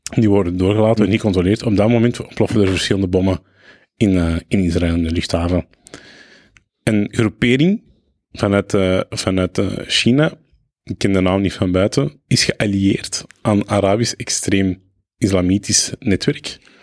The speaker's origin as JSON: {"language": "Dutch", "country": "Belgium", "also_born_or_lived": "Lebanon", "said": "Jawel, ik voel mij Belg, ah. maar ik moet wel zeggen, ik voel mij niet helemaal Belg."}